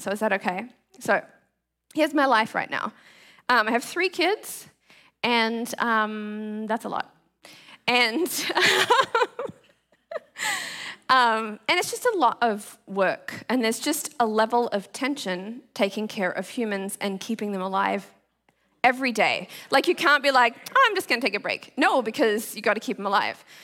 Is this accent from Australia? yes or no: yes; Australia; now in Seattle, United States; so I grew up in the tropics, you guys know that I'm from Australia